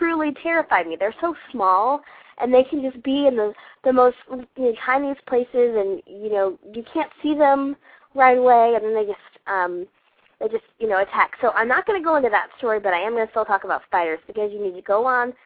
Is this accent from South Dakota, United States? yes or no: no; Georgia, United States; I grew up in Georgia, and Georgia is full of bugs, all kinds of bugs